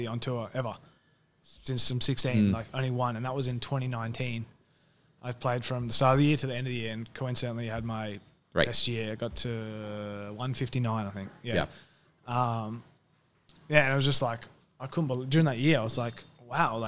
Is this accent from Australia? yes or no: yes; Australia; moved away; I'm from Australia where it's so different